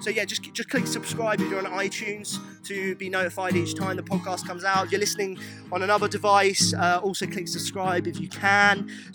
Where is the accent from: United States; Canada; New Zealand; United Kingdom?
United Kingdom; England; yes, I'm English.